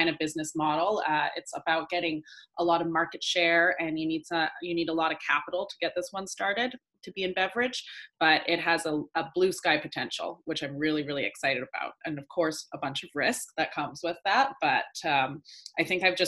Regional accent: Vancouver, British Columbia, Canada; moved away as an adult; now in Los Angeles, United States; I currently live in LA, but I'm from Vancouver

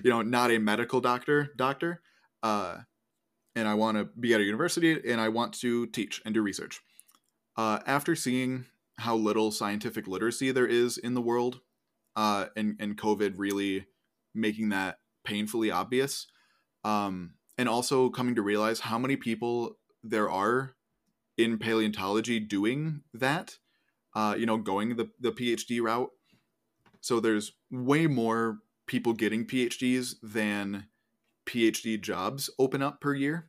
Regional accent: Northeast, United States; moved away; I'm from the Northeast

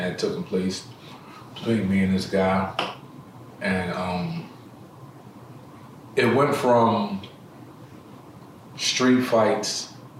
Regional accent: Philadelphia, Pennsylvania, United States; I'm from Germantown. I'm from Chewing Shell, Topside Somerville.

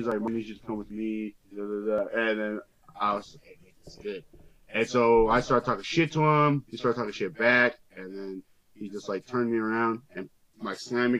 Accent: California, United States

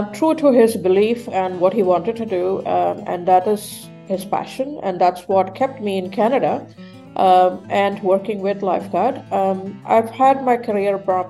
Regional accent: Melbourne, Victoria, Australia; I am brought up in Australia, so I'm from Melbourne.

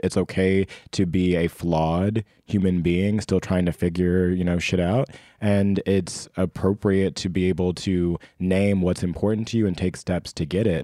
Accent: Indianapolis, Indiana, United States; I grew up in Indianapolis, Indiana

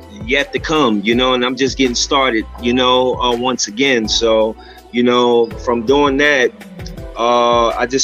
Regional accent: New York City, New York, United States; growing up in Spanish Harlem

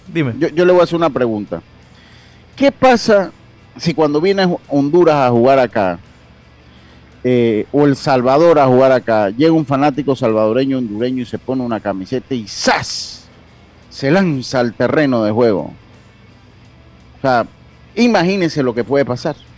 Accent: Panama; nosotros como panameños

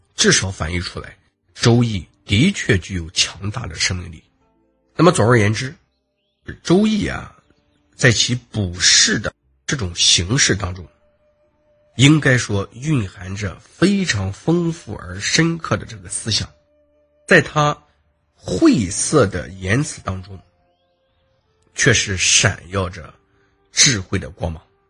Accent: China; 在我们中国人看来

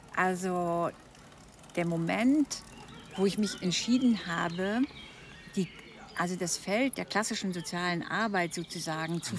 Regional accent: East Frisia, Lower Saxony, Germany; moved away; bin gebürtige Ostfriesin

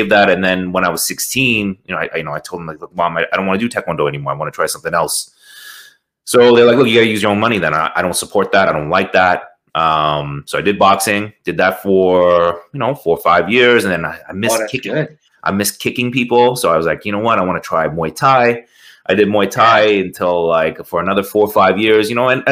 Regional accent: Toronto, Ontario, Canada; out here in Toronto. I'm from Toronto, Canada.

